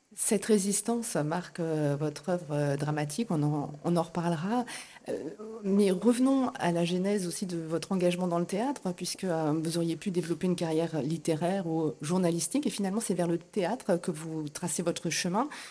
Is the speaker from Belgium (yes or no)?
no; France; chez nous en France